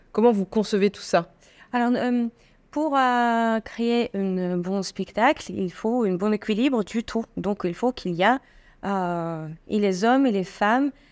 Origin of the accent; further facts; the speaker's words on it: Estonia; born there; Et en fait, euh, moi, je suis née en Estonie. Rien à voir avec ma pays d'origine